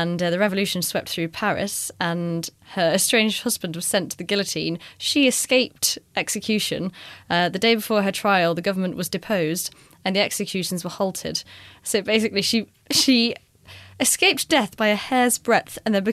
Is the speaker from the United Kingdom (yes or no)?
yes; United Kingdom; We're British